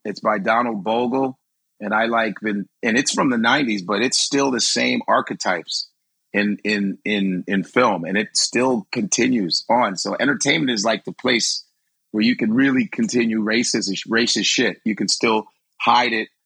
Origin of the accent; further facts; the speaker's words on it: Chicago, Illinois, United States; now in New York, United States; are from Chicago, most segregated city in the country